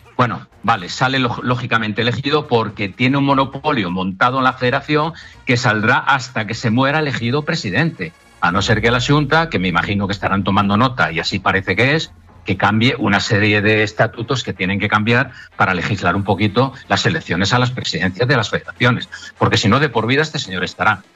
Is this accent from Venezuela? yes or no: no; Asturias, Spain; moved away; also born or lived in Vigo, Galicia; Porque aunque yo soy asturiano, pero mi vida empresarial la desarrollé en Vigo, en Galicia.